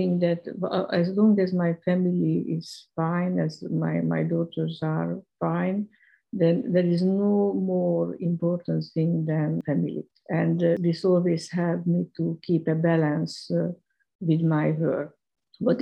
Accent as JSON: {"language": "English", "country": "Hungary", "tie": "born or raised there", "also_born_or_lived": "London", "moved": "as an adult", "said": "I'm Hungarian. I was born in Hungary. I was educated at Karl Marx University"}